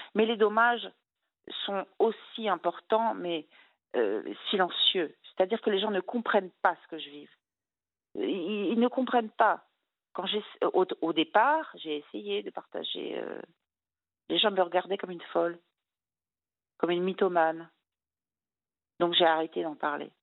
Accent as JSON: {"language": "French", "region": "Brittany", "country": "France", "said": "je suis bretonne"}